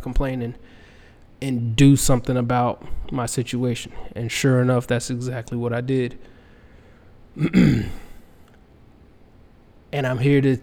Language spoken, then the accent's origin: English; Fayetteville, North Carolina, United States; moved away; I'm from Fayetteville, North Carolina